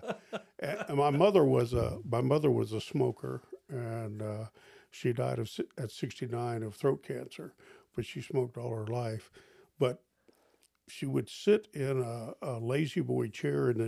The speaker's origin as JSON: {"language": "English", "region": "Eastern Shore of Maryland", "country": "United States", "tie": "born or raised there", "said": "I grew up on the Eastern Shore of Maryland"}